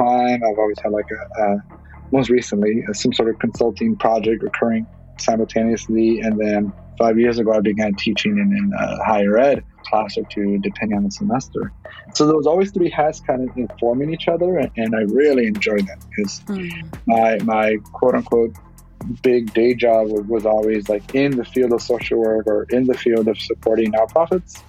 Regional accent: Los Angeles, California, United States; also born or lived in Bay Area, California; growing up in Ball Heights

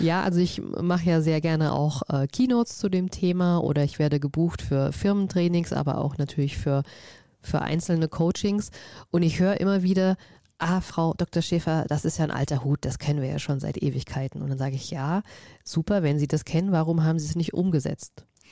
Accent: Vogelsberg, Hesse, Germany; ich bin auf dem Land groß geworden, ähm, im Vogelsberg

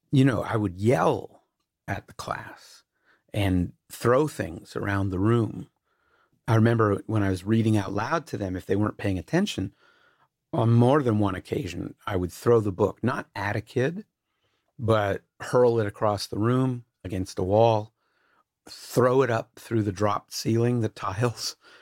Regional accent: Canada; I'm Canadian and white

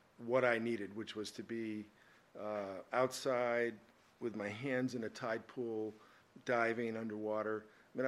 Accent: Boston, Massachusetts, United States; also born or lived in Newton / Concord / Walpole / Framingham; now in Malibu, United States; I was technically born in downtown Boston, but lived in Newton, lived in Concord.

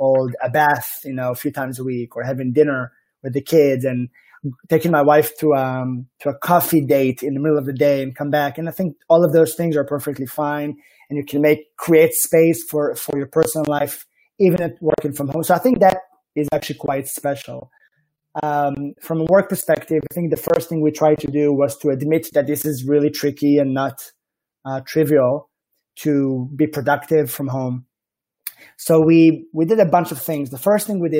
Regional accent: Israel; accent: Israeli; like my accent strongly suggests, I am from the Holy Land

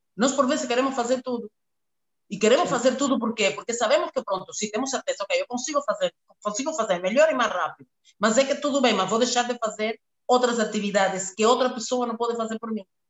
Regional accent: Cuba; Portuguese is a second language; moved away as an adult; also born or lived in Angola; now in Luanda, Angola; nasci e me criei em Cuba

